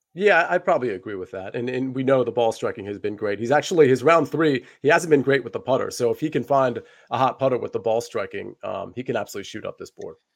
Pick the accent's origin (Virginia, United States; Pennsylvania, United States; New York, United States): Virginia, United States; the DC area, Northern; I'm from Northern Virginia, the D C area